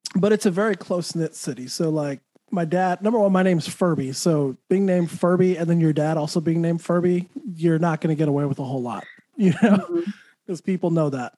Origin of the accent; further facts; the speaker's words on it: Santa Fe, New Mexico, United States; also born or lived in Texas; now in Florida, United States; New Mexico, where I'm from